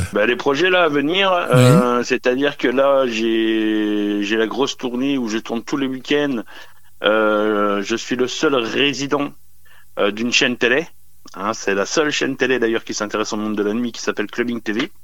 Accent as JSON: {"language": "French", "town": "Sedan", "region": "Grand Est", "country": "France", "said": "à l'origine, euh, je suis du Nord-Est. Je suis euh, de Sedan, et, à côté de Charleville-Mézières"}